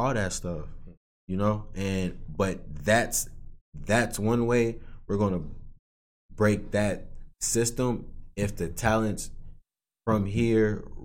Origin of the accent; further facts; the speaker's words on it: Aurora, Illinois, United States; I'm from Aurora